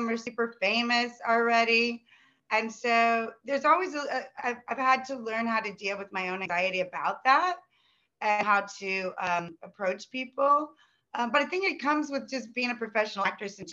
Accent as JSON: {"language": "English", "region": "Midwest", "country": "United States", "tie": "born or raised there", "also_born_or_lived": "Los Angeles, United States", "moved": "as an adult"}